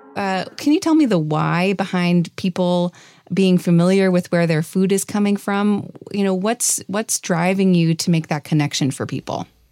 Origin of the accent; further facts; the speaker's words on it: Wisconsin, United States; growing up in Wisconsin